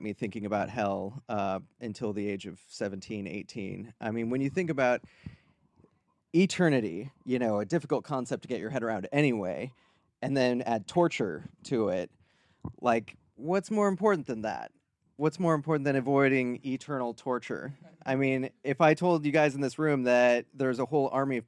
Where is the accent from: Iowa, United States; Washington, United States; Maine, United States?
Iowa, United States; Clear Lake; So I grew up in Clear Lake, Iowa, the town that killed …